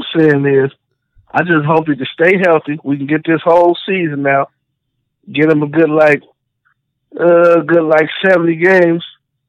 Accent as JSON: {"language": "English", "town": "Chicago", "region": "Illinois", "country": "United States", "said": "I'm from the South Side."}